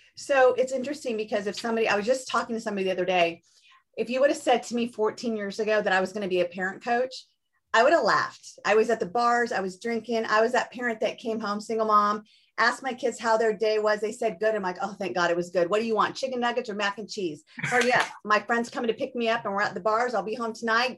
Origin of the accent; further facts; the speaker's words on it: Orange County, Southern California, United States; I grew up in Southern California too, in Orange County